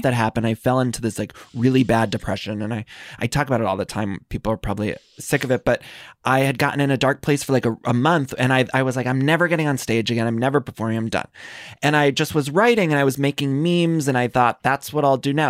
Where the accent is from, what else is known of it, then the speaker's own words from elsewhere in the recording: Northeast Ohio, United States; moved away as an adult; also born or lived in Chicago; I'm from Northeast Ohio, and then, uh, I moved to Chi-, Chicago, and then I moved here